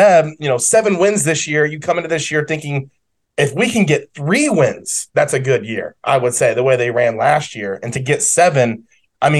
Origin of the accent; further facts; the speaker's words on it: Northwest Ohio, United States; I'm from Northwest Ohio.